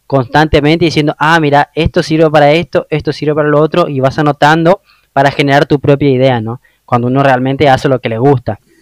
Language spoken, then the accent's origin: Spanish; Oberá, Misiones, Argentina; moved away; Yo soy de una ciudad que se llama Oberá